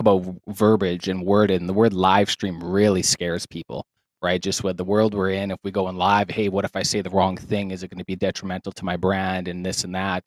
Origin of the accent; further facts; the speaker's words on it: Saskatoon, Saskatchewan, Canada; I'm from Saskatoon, Saskatchewan, Canada